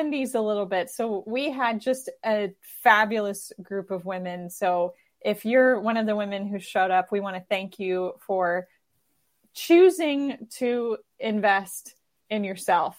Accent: Madison, Wisconsin, United States; my hometown of Madison, Wisconsin

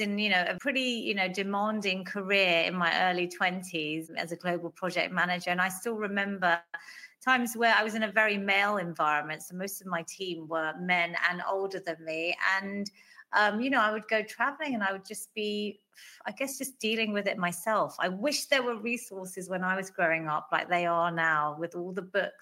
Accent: London, United Kingdom; I was born in London, Northwest London, same house that my parents are still living in.

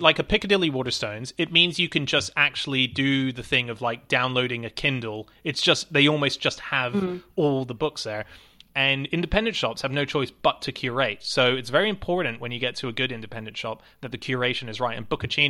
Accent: Avalon, New South Wales, Australia; I grew up in Australia. The main bit of my growing up there was in a place called Avalon.

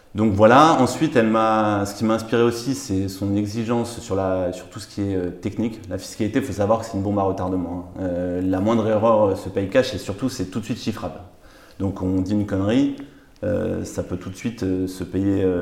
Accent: Paris, Île-de-France, France; j'ai grandi à Paris

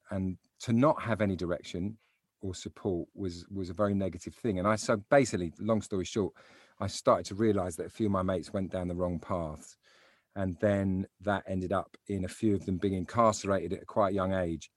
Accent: London, United Kingdom; I grew up in South London

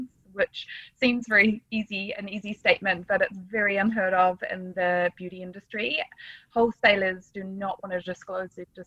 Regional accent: Nelson, New Zealand; I grew up in the South Island of New Zealand

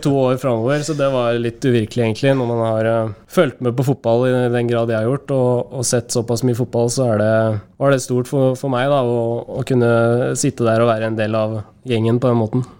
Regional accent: Norway; moved away as an adult

